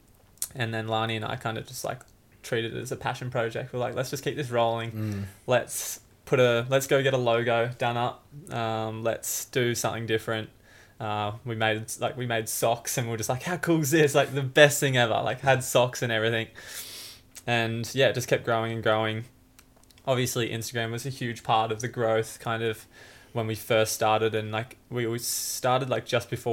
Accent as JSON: {"language": "English", "town": "Banora Point", "region": "New South Wales", "country": "Australia", "tie": "born or raised there", "also_born_or_lived": "Tweed Heads / Gold Coast", "said": "born in Tweed Heads, grew up in Benora Point."}